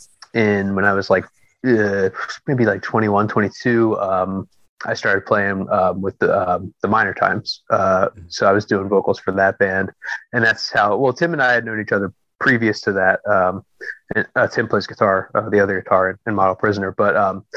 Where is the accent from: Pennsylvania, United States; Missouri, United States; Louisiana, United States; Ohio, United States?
Pennsylvania, United States; Philadelphia; also born or lived in Lansdale, Pennsylvania; I grew up in the city and moved out to Lansdale, Pennsylvania, which is like kind of like about 40 minutes like northwest-ish of sure, Philadelphia.